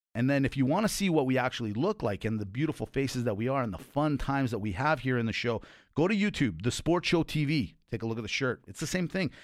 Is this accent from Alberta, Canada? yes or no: yes; Calgary, Alberta, Canada; I'm born and raised in Calgary